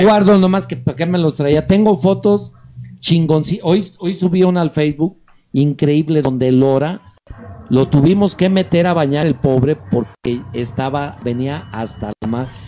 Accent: León, Guanajuato, Mexico; si yo soy de León

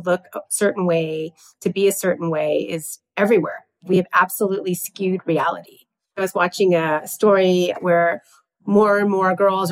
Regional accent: Southern California, United States; I'm born and raised in Southern California

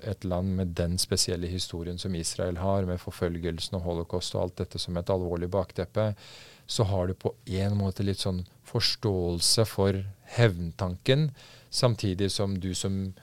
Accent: Norway; also born or lived in Afghanistan; Jeg har hatt det veldig veldig fint gjennom oppveksten i trygge Norge

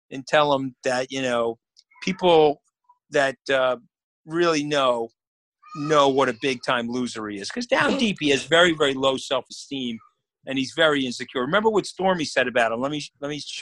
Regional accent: New York, United States; I'm a New Yorker

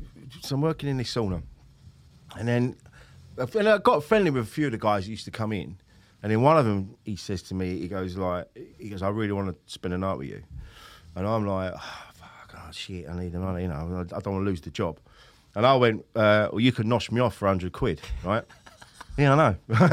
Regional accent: Bromley, London, United Kingdom; I can't walk out like that. I'm from Bromley.

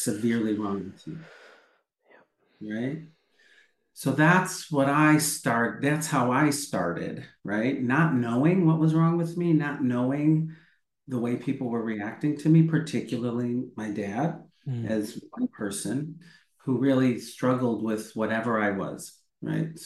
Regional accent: Midwest, United States; I grew up in the Midwest

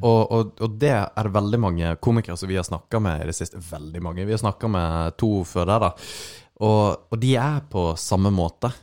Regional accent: Sørlandet, Norway; jeg som sørlending

